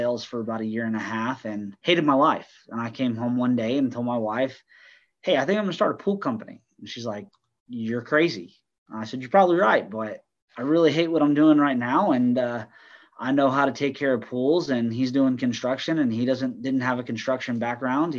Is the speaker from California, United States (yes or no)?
no; Colorado, United States; moved away as an adult; also born or lived in Texas; now in Dallas-Fort Worth, United States; I'm from Texas originally, but grew up in Colorado.